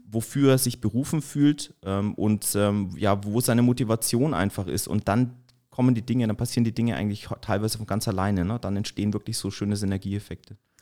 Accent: Erlangen, Bavaria, Germany; also born or lived in Baiersdorf / Forchheim; Ich komme eigentlich aus Erlangen, gebürtiger Erlanger

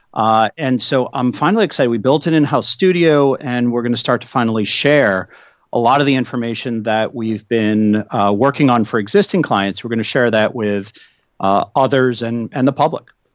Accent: New England, United States; now in Washington, D.C., United States; I grew up in New England

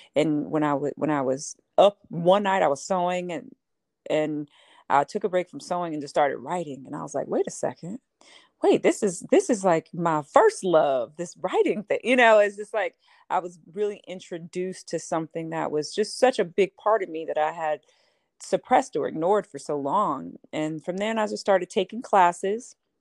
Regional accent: Houston, Texas, United States; I grew up in Houston, Texas, in a very religious family

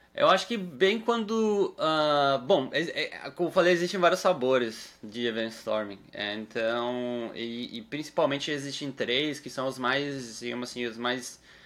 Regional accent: Uruguay; moved away; eu sou uruguaio

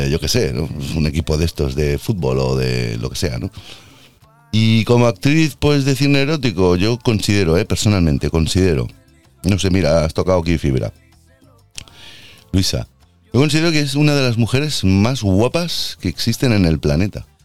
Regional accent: Puerto Rico; born there; Soy nacida en Puerto Rico y mi padre es de, mi madre es de Texas, perdón, y mi padre es catalán.

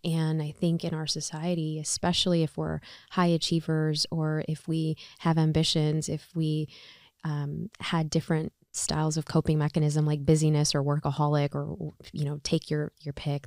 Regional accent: Chicago, Illinois, United States; I'm from Chicago. I go to Loyola

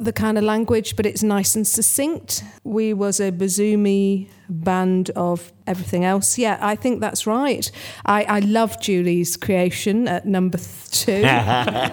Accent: Yorkshire and the Humber, United Kingdom; I'm from Yorkshire

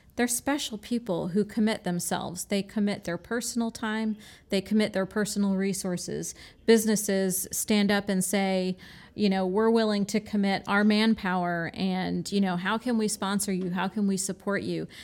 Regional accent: Michigan, United States; now in Florida, United States; I was born in Michigan

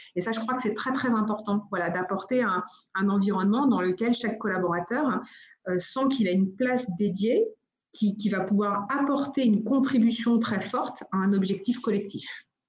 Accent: United States; now in France; j'ai grandi aux États-Unis. Alors je dis souvent, euh, je suis française de nationalité américaine de cœur

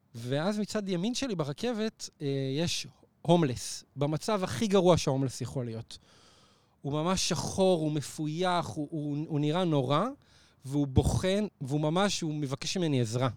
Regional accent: Neve Monosson, Central District, Israel; זה בנווה מונוסון, שזה היישוב שגדלתי בו

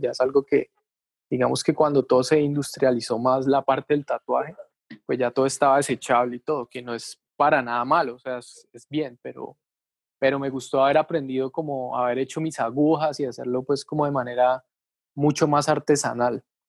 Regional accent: Palmira, Valle del Cauca, Colombia; now in Cali, Colombia; yo nací acá en Cali, pero como a los, ponerle a los 10 años, yo me puedo ir a Palmira, que es un pueblo que queda como a, ponerle 15 minutos de Cali, ¿sí? Es un pueblo pues grande, digamos. Entonces ahí estudié como el bachillerato

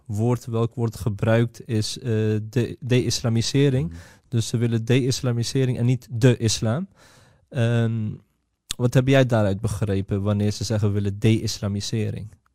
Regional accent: Netherlands; wij zijn geboren en getogen in Nederland

